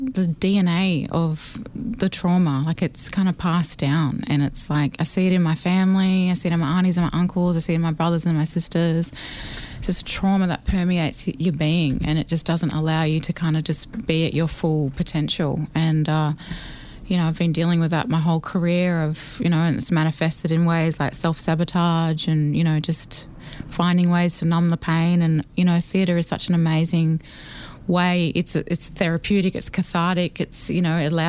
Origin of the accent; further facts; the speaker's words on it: Australia; I'm from Barraville Mission